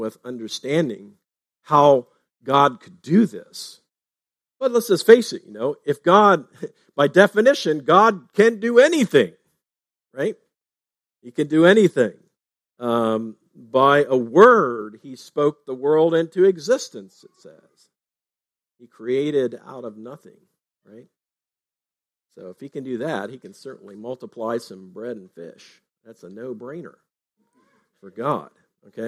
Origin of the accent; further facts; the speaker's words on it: Fletcher, Ohio, United States; Fletcher, Ohio, my hometown.